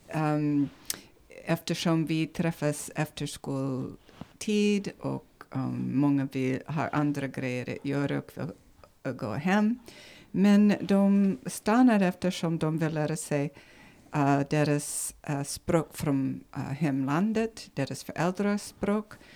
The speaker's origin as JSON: {"language": "Swedish", "region": "Nevada", "country": "United States", "second_language": "Swedish", "moved": "as an adult", "lives_now": "Sigtuna, Sweden", "said": "från ursprungligen från USA, Nevada i USA"}